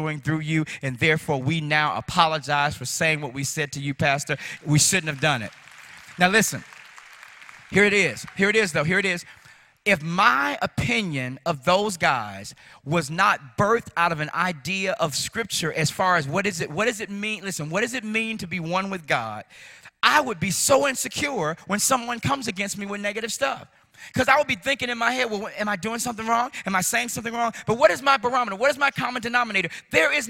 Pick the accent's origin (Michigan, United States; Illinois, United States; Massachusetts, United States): Illinois, United States; Chicago; I grew up in Chicago